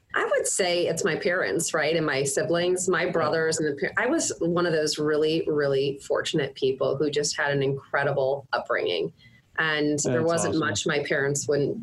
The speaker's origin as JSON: {"language": "English", "town": "St. Louis", "region": "Missouri", "country": "United States", "tie": "born or raised there", "also_born_or_lived": "Fort Wayne, Indiana", "said": "But I went to high school here, so I think that probably makes me from here."}